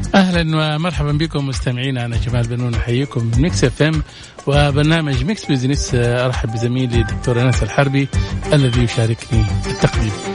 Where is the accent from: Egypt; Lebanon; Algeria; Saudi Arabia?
Saudi Arabia; المراه عندنا في السعوديه